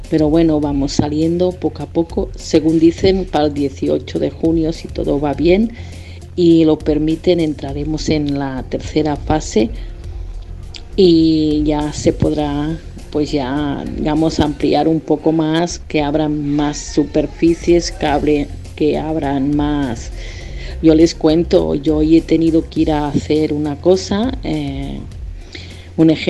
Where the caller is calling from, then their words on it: Girona, Catalonia, Spain; de Gerona, España.